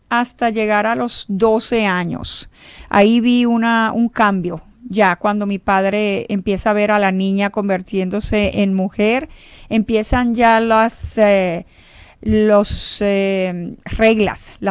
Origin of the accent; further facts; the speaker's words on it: Venezuela; born there; reglas de que no nos podíamos juntar con los venezolanos de donde yo nací porque no eran igual a nosotros